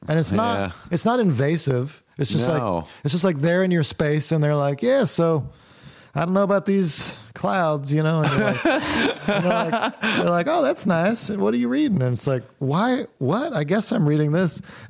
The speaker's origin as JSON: {"language": "English", "town": "Morgantown", "region": "West Virginia", "country": "United States", "tie": "born or raised there", "also_born_or_lived": "Davidson, North Carolina", "moved": "as an adult", "said": "I grew up in Morgantown, West Virginia."}